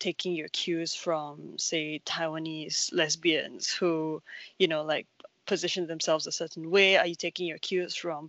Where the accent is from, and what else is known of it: Singapore; born or raised there